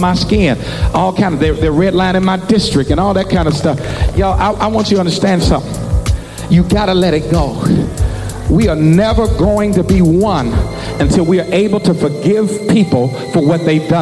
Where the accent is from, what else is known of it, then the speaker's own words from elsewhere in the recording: United States; I am African, but y'all, I am also American. I pay my taxes. I love this nation.